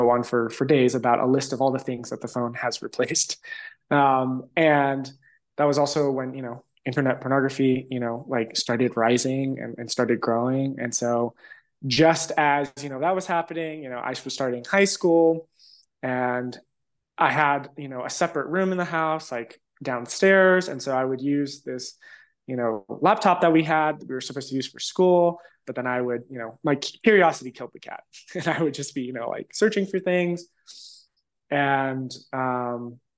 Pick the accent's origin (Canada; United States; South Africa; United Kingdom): United States; Los Angeles, California; also born or lived in San Diego; So I was 13, and my family, right after kind of like the economic crisis in 2006, 2007, we relocated from Los Angeles to San Diego